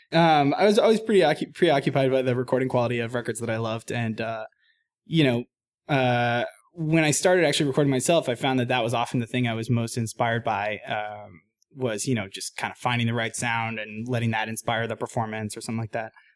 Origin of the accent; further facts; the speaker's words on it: Boston, Massachusetts, United States; I grew up in Boston, Mass, uh, playing in kind of punk bands and stuff in high school